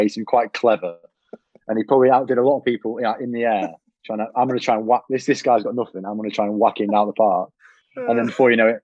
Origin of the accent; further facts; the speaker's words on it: Macclesfield, North West England, United Kingdom; I grew up in Mac as well when I was a kid